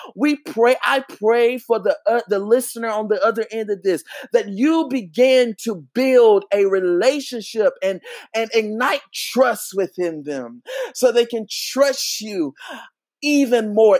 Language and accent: English; Charlotte, North Carolina, United States; I'm from Charlotte, North Carolina